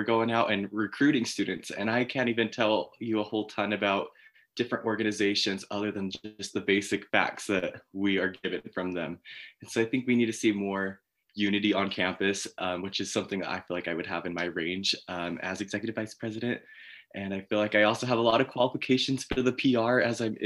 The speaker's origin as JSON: {"language": "English", "town": "Layton", "region": "Utah", "country": "United States", "said": "I am from Northern Utah, Layton area"}